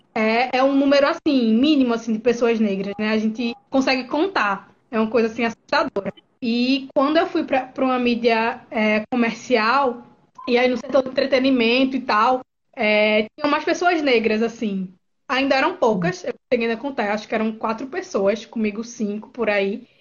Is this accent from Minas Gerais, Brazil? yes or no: no; Garanhuns, Pernambuco, Brazil; now in Recife, Brazil; eu sou do interior do estado, né? Nasci em Garanhuns, mas moro no Recife devido à universidade